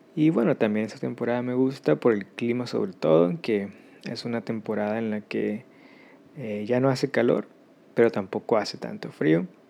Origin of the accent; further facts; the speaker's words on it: Mexico; moved away; yo soy de México